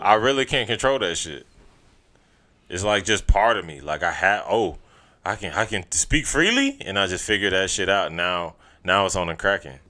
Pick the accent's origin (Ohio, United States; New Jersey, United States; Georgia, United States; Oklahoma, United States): Georgia, United States; Augusta; moved away; niggas we grew up with in Augusta